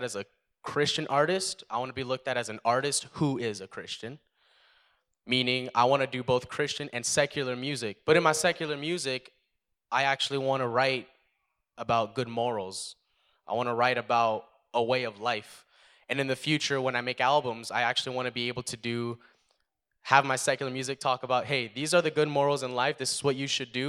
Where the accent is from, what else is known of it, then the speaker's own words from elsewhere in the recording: Statesville, North Carolina, United States; now in Canada; I was actually born in Statesville, North Carolina. But we came up here. we came up here about 10 years ago